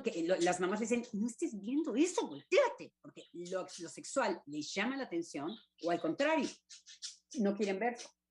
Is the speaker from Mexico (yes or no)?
yes; Mexico; como decimos en México